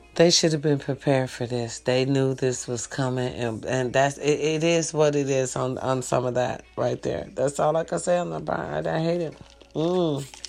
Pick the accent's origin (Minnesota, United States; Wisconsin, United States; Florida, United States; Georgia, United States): Wisconsin, United States; now in California, United States; Wisconsin. Babe, I was born out there